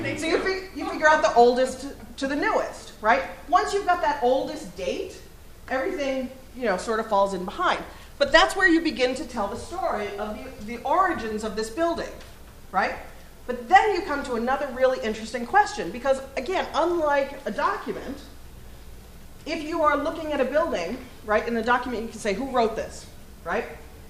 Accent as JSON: {"language": "English", "region": "Kentucky", "country": "United States", "tie": "born or raised there", "said": "the first buildings in Boston are very different from the ones that we still have in where I grew up in Kentucky."}